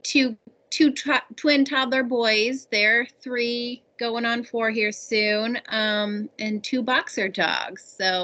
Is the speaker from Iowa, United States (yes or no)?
yes; central Iowa, United States; moved away as an adult; also born or lived in New York; born and raised in Iowa, central Iowa